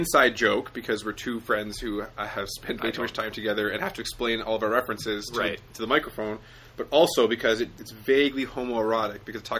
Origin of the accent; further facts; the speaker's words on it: Canada; We are Canadian.